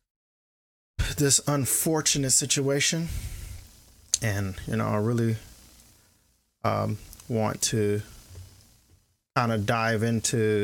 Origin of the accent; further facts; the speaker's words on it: Kenosha, Wisconsin, United States; Kenosha is my hometown. I went to high school there.